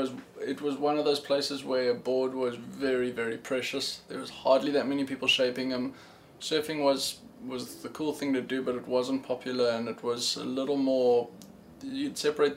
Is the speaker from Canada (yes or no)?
no; South Africa; born there; I was born in South Africa.